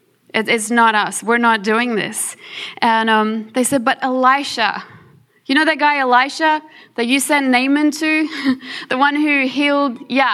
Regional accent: South Africa; born there; The rest of us, well, I'm born in South Africa, but I'm on an Australian passport. I'm an Australian citizen.

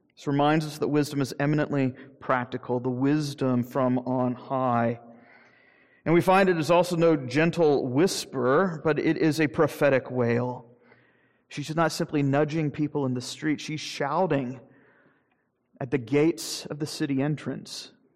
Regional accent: Jacksonville, Florida, United States; moved away; growing up in Jacksonville

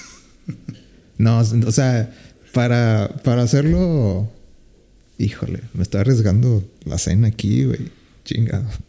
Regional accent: Mexico; somos los mexicanos.

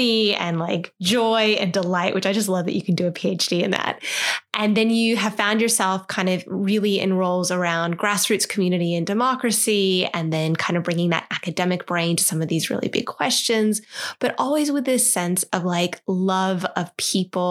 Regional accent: United States; accent: American; moved away as an adult; now in Australia; this girl sounds a bit American

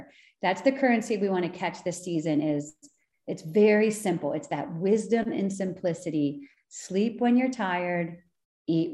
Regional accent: Bucks County, Pennsylvania, United States; I grew up in Bucks County

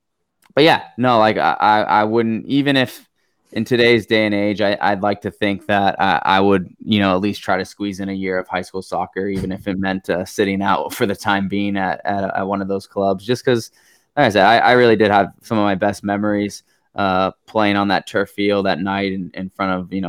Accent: San Diego, California, United States; Patrick Henry, San Diego, that community is where I am.

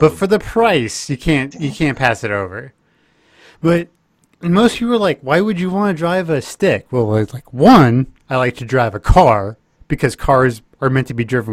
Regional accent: Texas, United States; moved away; as a Texan

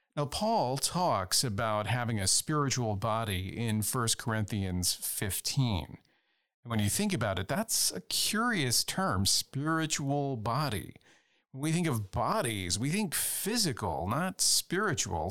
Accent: Louisiana, United States; I come from Louisiana, where there are constant hurricanes and floods

